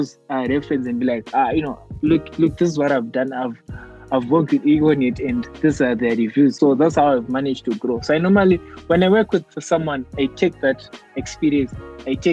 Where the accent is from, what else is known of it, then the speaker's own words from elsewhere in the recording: Mutare, Manicaland, Zimbabwe; moved away as an adult; now in Harare, Zimbabwe; I was born in Mutare and I grew up in Mutare. And then I recently moved to, I moved to Harare last year. And now I'm based in Harare.